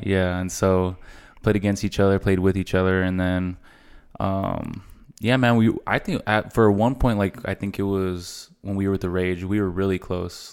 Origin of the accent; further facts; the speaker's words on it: El Paso, Texas, United States; we're both from El Paso